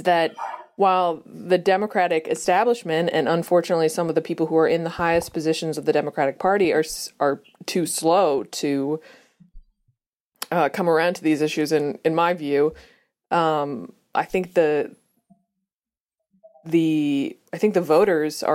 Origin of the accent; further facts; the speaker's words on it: Massachusetts, United States; I'm from Massachusetts